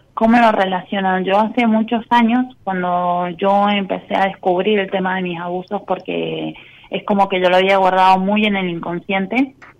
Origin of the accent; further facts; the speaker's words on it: San Juan, Argentina; Soy de San Juan